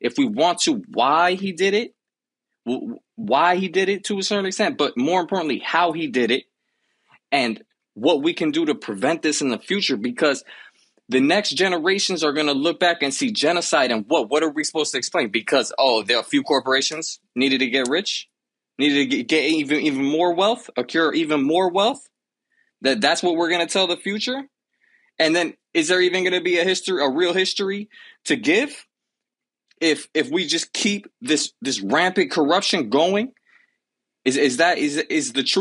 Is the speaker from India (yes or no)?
no; Miami, Florida, United States; I grew up in Miami